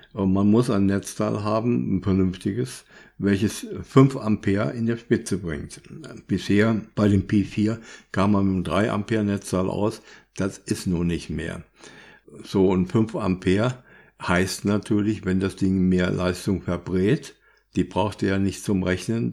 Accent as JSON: {"language": "German", "country": "Germany", "said": "bei uns in Deutschland"}